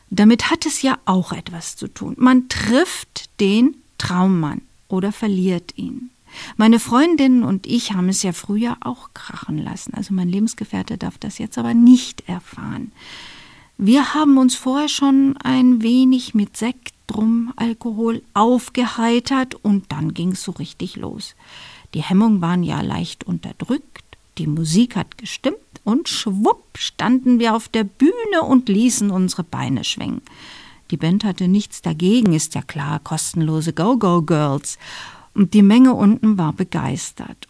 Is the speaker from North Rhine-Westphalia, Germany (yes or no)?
yes; Dortmund, North Rhine-Westphalia, Germany; now in Bavaria, Germany; Meine Eltern sind in Dortmund, wo ich herstamme